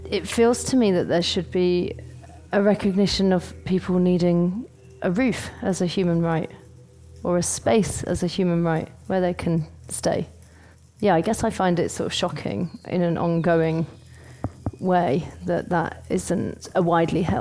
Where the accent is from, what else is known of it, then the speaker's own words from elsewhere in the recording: United Kingdom; now in London, United Kingdom; I'm from the UK. I live in London. I'm not from London but I lived there quite a long time.